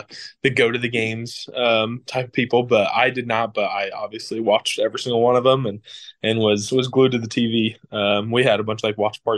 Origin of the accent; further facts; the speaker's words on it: St. Joseph, Missouri, United States; growing up in St. Joe's, we always call it a small, big town